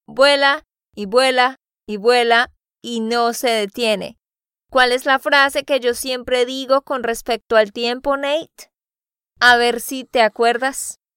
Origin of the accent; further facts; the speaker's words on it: Santander, Colombia; de Santander, Colombia.